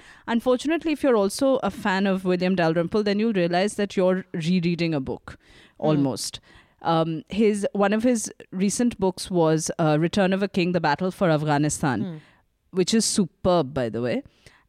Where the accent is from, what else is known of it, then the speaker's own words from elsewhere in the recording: India; If there is one thing that we can definitively claim as an Indian obsession